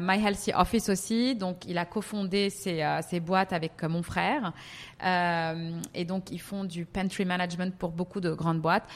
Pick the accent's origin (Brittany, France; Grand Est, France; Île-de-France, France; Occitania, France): Île-de-France, France; Paris; moved away as an adult; also born or lived in Milan / Lebanon; now in Dubai, United Arab Emirates; je suis franco-libanaise, j'ai grandi à Paris. Euh, euh, toute ma vie.